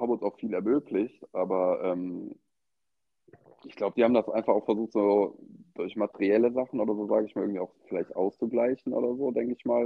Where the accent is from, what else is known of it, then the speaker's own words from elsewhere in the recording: Eschweiler, North Rhine-Westphalia, Germany; now in Cologne, Germany; Ich komme ursprünglich aus Aachen, also beziehungsweise Eschweiler. Das ist so mhm. in der zehn Minuten von Aachen entfernt. Ähm, da bin ich geboren, da wohnen auch immer noch meine Eltern